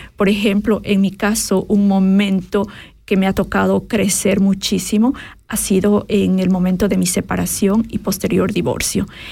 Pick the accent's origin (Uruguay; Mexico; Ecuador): Ecuador; Quito, Pichincha; moved away as an adult; also born or lived in Cayambe, Ecuador; now in Switzerland; soy ecuatoriana, eh, nací a las faldas del Cayambe, un, un, se llama? Una montaña, eh, montaña volcán muy importante en, Ecuador y crecí en la capital, en Quito